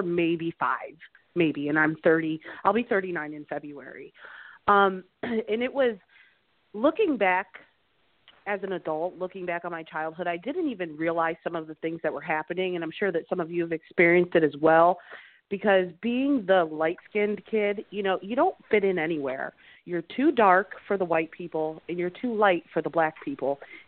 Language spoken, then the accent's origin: English; outside Cleveland, Ohio, United States; I grew up outside Cleveland in Ohio